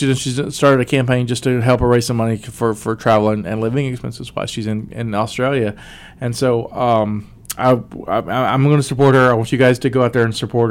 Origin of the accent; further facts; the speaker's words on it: West Virginia, United States; also born or lived in Alabama; I'm a dude from West Virginia by way of Alabama